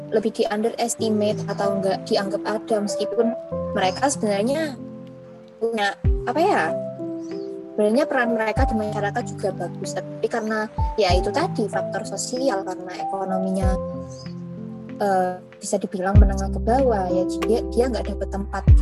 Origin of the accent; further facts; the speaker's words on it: Jember, East Java, Indonesia; aku pribadi sendiri aku dari Jember dan di luar kegiatan kampus itu juga ada komunitas